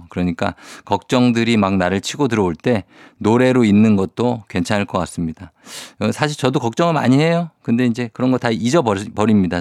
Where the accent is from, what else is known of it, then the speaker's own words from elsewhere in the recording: South Korea; 저는 이제 청계산 그 밑에 자락에서 어렸을 때 살았기 때문에